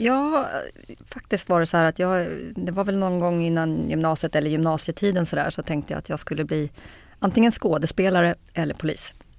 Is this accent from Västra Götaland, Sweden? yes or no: no; Kungsängen, Stockholm County, Sweden; jag är född i Kungsängen faktiskt. Ja. norr om Stockholm, eh, uppväxt eh, norr om Stockholm.